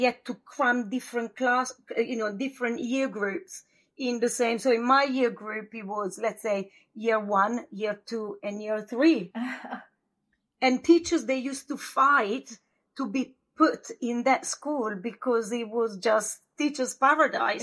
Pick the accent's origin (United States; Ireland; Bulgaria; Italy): Italy; a village in northern Italy near Verona; English is a second language; moved away as an adult; also born or lived in London; now in United Kingdom; I'm from Italy, from a village of uh, 400 pound, well 400 pound, 400 people. Yeah. And my village, when I was young, wasn't even on the map